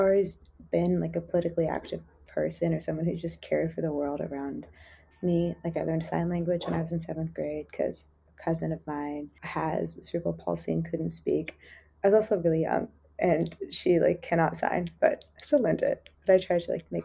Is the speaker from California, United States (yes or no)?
yes; San Jose, California, United States; I am from San Jose, California, and I grew up in a particularly gentrified neighborhood